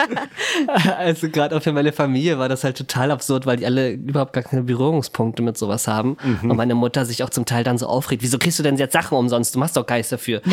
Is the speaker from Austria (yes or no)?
no; Hamburg, Germany; Ich bin Hamburger.